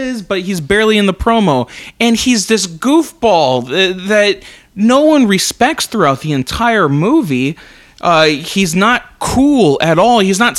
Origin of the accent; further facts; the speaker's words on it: United States; because I'm an American